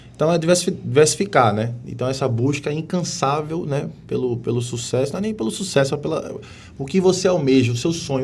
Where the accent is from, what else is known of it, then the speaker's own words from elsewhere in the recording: Pernambuco, Brazil; moved away as an adult; now in Manaus, Brazil; eu sou pernambucano, mas estou aqui em Manaus há 12 anos